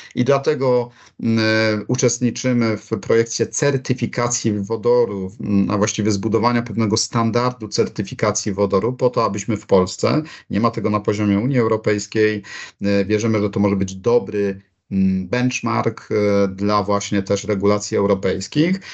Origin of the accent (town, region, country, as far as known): Poland